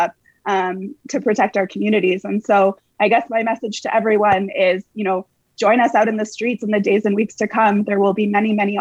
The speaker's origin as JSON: {"language": "English", "town": "Ottawa", "region": "Ontario", "country": "Canada", "tie": "born or raised there", "moved": "yes", "lives_now": "Edmonton, Canada", "said": "I was born and raised in Ottawa"}